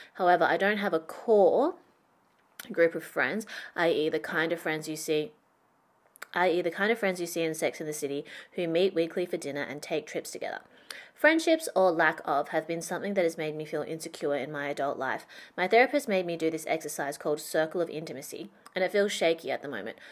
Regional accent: Perth, Western Australia, Australia; moved away as an adult; also born or lived in Shanghai; I went back to my hometown that I left when I graduated university. So my adult friendships, identity, career were all formed in Shanghai. I was back in Perth

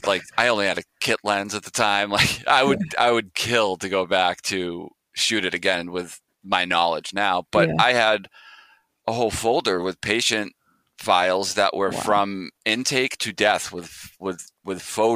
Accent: Quincy, United States; my hometown of Quincy

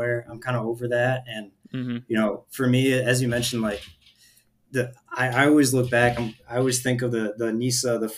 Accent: Rochester, Michigan, United States; moved away as an adult; I was from Rochester in the Metro Detroit area

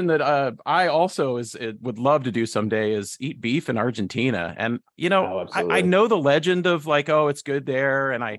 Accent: Midwest, United States; also born or lived in Illinois / Ohio; I had one because I grew up kind of in the Midwest. I lived in Illinois for a little while, in Ohio for a little while.

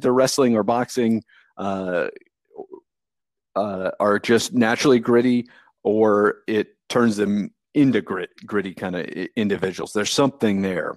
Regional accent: Delaware, Ohio, United States; now in Georgia, United States; I grew up in Delaware, Ohio, which is a small town just north of Columbus, Ohio

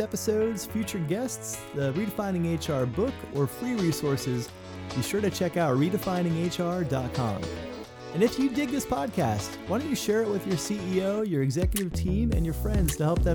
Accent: Florida, United States; I grew up in Florida

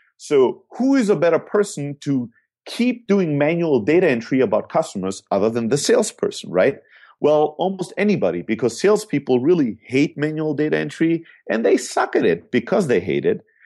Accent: Germany; moved away; also born or lived in Greece; I'm originally from Greece, Uh, born and raised in Germany

